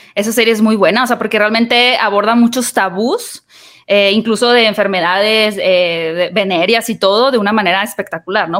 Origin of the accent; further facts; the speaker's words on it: Mexico; como mexicanos